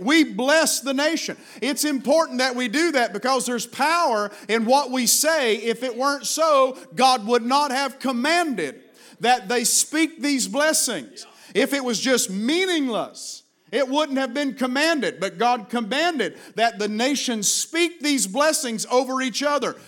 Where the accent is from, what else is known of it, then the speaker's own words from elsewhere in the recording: Virginia, United States; Virginia is my home state